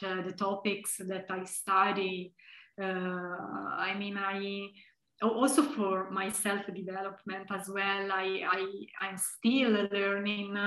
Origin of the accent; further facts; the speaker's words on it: Tuscany, Italy; moved away as an adult; also born or lived in Heidelberg, Germany; now in Leuven, Belgium; even though I come from Tuscany, I come from Italy